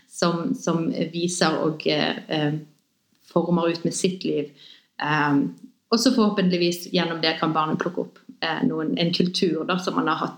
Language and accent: Norwegian; Bergen, Vestland, Norway; født og oppvokst i Bergen begge to.